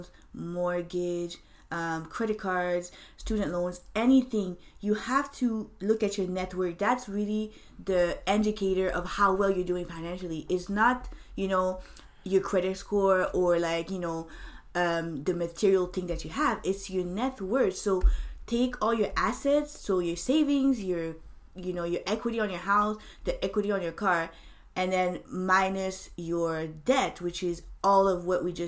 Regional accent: Canada; moved away as an adult; now in United States; I'm Canadian

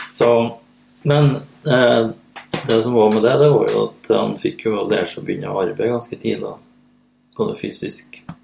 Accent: Lierne, Trøndelag, Norway; Jeg er egentlig fra Lierne i Nord-Trøndelag

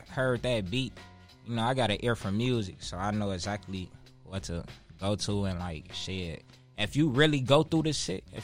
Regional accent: Chicago, Illinois, United States; growing up in Inglewood, it's tough

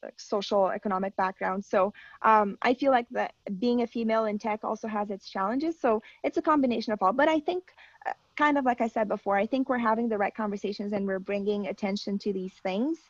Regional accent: Brazil; now in Canada; my home country

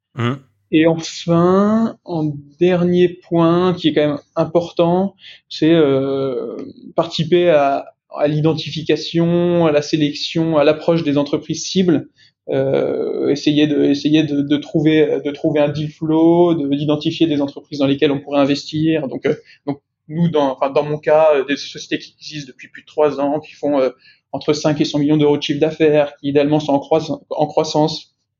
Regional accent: Lyon, Auvergne-Rhône-Alpes, France; moved away as an adult; now in Paris, France; j'ai grandi à Lyon et je vis maintenant euh, à Paris.

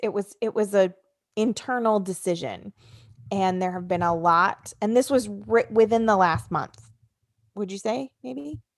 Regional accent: New Jersey, United States; New Jersey. Welcome, my home state.

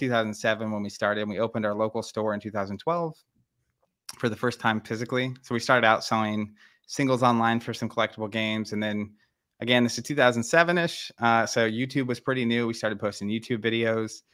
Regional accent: Tulsa, Oklahoma, United States; we're from Tulsa, Oklahoma, um, middle, middle of the country

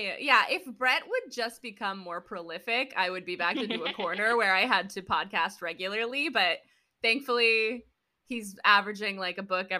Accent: Montana, United States; growing up in Montana

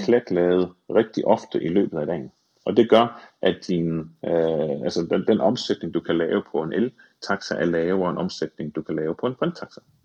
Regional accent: Thy, North Denmark Region, Denmark; jeg voksede op i Thy

